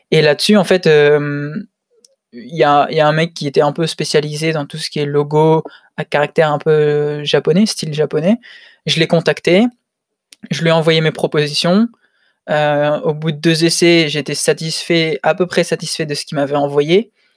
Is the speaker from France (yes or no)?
yes; Lille, Hauts-de-France, France; moved away as an adult; now in Tokyo, Japan; je suis lillois.